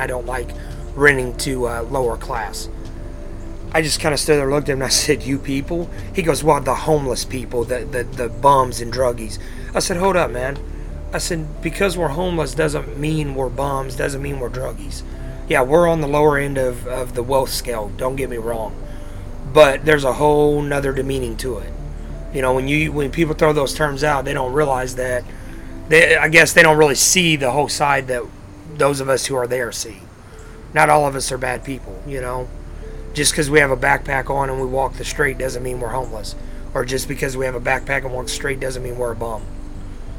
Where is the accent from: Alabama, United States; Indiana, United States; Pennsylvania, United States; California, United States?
Indiana, United States; moved away as an adult; now in Owensboro, United States; I originally grew up and born and raised in Indiana